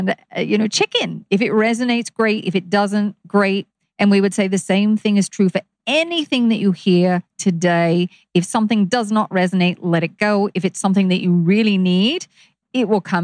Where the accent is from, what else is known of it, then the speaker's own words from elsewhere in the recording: Kansas, United States; I grew up in Kansas.